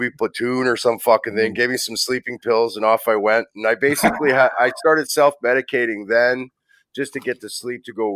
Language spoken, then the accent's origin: English; Hamilton, Ontario, Canada; I'm from Hamilton. My parents are Newfoundlanders. They immigrated here like in the in the 60s and been here since.